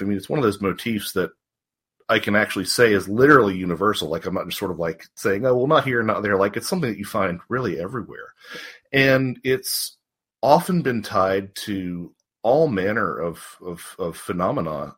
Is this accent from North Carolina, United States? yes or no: yes; North Carolina, United States; moved away as an adult; also born or lived in Wisconsin / Georgia; now in Marietta, United States; I was I was raised in North Carolina, um, right. about 20 minutes north of Charlotte